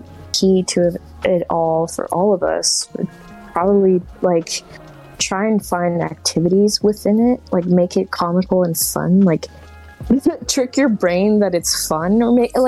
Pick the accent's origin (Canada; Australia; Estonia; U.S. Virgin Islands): Canada; English is a second language; as a Canadian